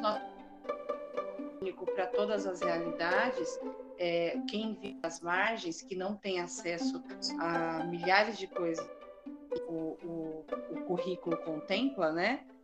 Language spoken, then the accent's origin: Portuguese; Santo Antônio de Posse, São Paulo, Brazil; sou de Santo Antônio de Posse